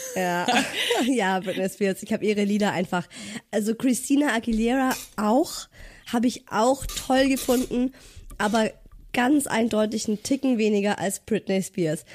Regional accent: Ulm, Baden-Württemberg, Germany; moved away; ich komme ja ursprünglich aus Ulm

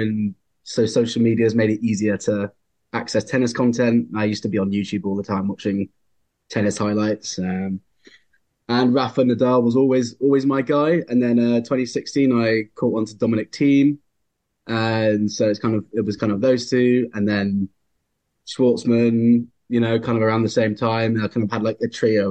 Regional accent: England, United Kingdom; I'm English, so I've grown up a big rugby fan

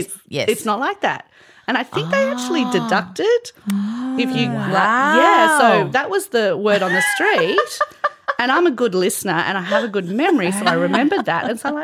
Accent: Australia; growing up in Australia in a certain time frame, maybe the 80s

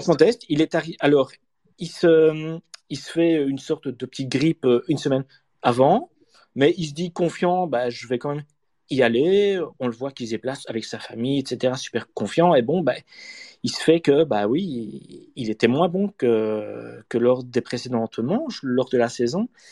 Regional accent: Namur, Wallonia, Belgium; je suis Namurois

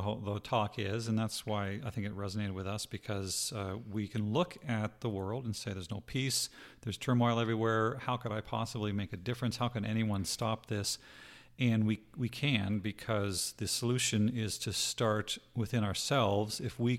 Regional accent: Canada; also born or lived in Utah, United States; now in Arizona, United States; I'm not from Utah. Stop telling people that. I'm from Canada. I lived in Utah.

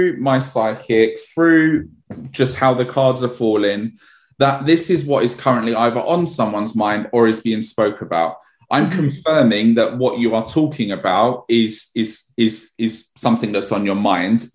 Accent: London, United Kingdom; I grew up in Edmonton in North London

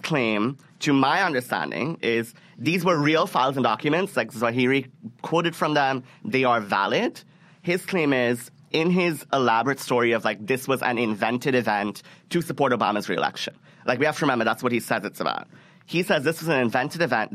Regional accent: Karachi, Sindh, Pakistan; moved away; It's in my hometown.

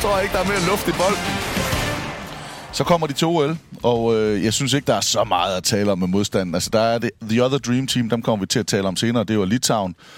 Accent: Denmark; jeg er fra Danmark

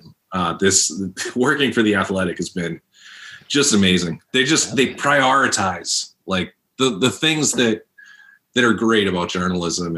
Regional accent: Lowell, Massachusetts, United States; I grew up in Lowell.

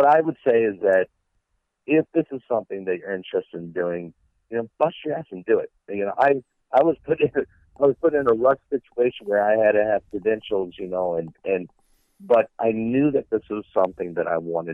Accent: Midwest, United States; I'm a kid from the Midwest that didn't know shit, didn't have anything

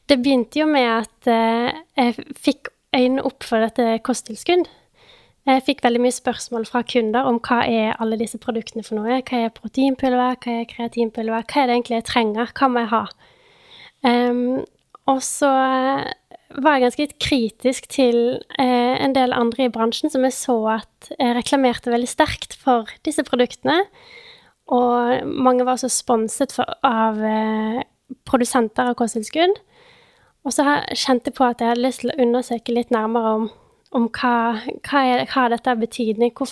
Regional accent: Bergen, Vestland, Norway; Jeg er jo da 26 år, eh, fra Bergen. Selv om dialekten min er litt eh, utvaska.

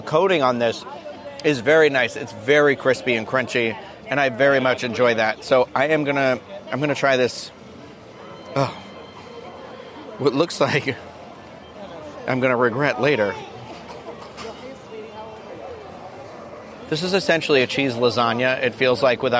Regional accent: Massachusetts, United States; now in Florida, United States; I'm from Massachusetts.

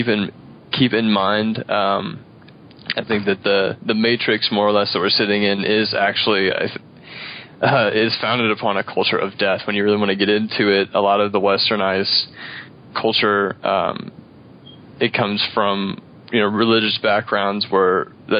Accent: Edwardsville, Illinois, United States; now in Wood River, United States; I'm originally from Edwardsville, Illinois. I live in Wood River right now

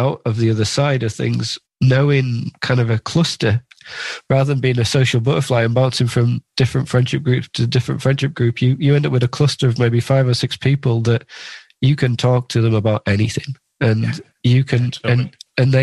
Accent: Carlisle, North West England, United Kingdom; also born or lived in Lake District; So I grew up in the Lake District and in Carlisle

